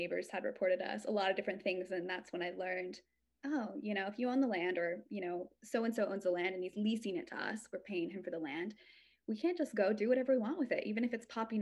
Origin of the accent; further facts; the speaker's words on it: Idaho, United States; I'm from Idaho.